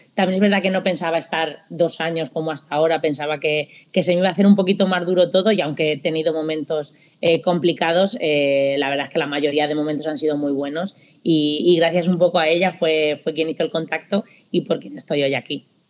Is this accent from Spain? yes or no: yes; Castilla-La Mancha, Spain; moved away as an adult; now in Japan; Estudié también eh, magisterio en la Universidad de, allí de Castilla-La Mancha, de donde yo soy